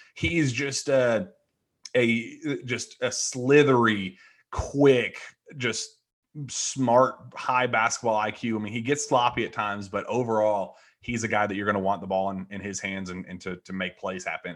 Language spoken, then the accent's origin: English; Louisville, Kentucky, United States; I grew up in Louisville